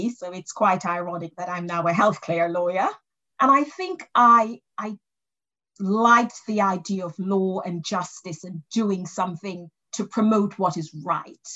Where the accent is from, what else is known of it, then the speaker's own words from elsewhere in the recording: England, United Kingdom; born there; I was born in in England.